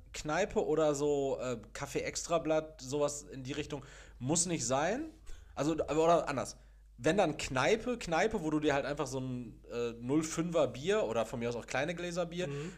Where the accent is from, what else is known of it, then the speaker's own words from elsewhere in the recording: Castrop-Rauxel, North Rhine-Westphalia, Germany; now in Gelsenkirchen, Germany; ich komme ja aus, gebürtig aus Kastrop-Rauxel